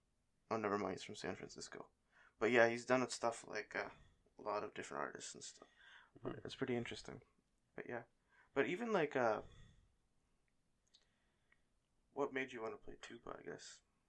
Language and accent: English; Canada; even though I am Canadian, I can't do French.